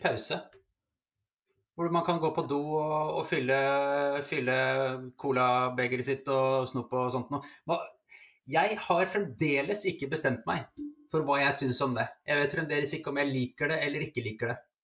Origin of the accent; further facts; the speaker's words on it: Iceland; now in Norway; Jeg er jo islandsk